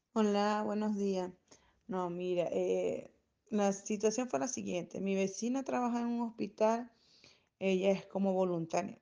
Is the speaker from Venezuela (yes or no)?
yes; Venezuela; now in Chile; yo soy venezolana